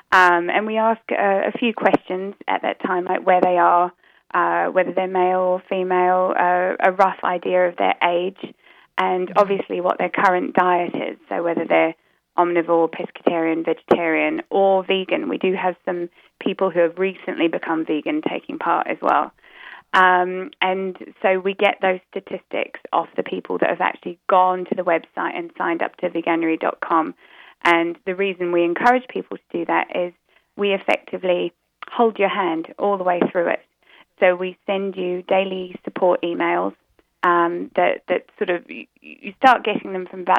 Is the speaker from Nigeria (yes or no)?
no; New Zealand; now in United Kingdom; I live in the UK, so I don't know if you guys can, can tell, but um, my accent's a bit muddled up because originally I come from New Zealand.